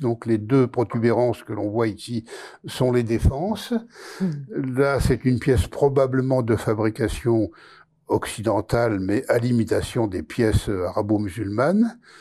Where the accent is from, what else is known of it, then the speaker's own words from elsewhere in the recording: France; also born or lived in Boulogne-Billancourt; j'ai grandi dans la France de l'après-guerre